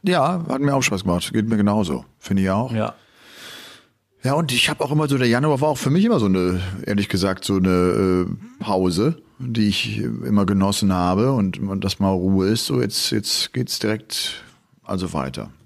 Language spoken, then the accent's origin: German; Cologne, North Rhine-Westphalia, Germany; Ich komme ja äh, aus Köln